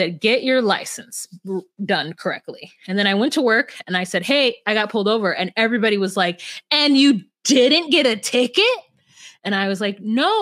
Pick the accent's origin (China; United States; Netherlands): United States; California; moved away as an adult; now in Minnesota, United States; I'm a Californian to my core